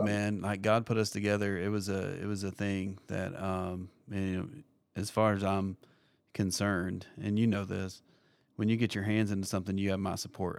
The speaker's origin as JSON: {"language": "English", "region": "Kentucky", "country": "United States", "tie": "born or raised there", "moved": "as an adult", "lives_now": "Tampa, United States", "said": "I grew up in Kentucky, and uh, we ended up in Tampa, Florida"}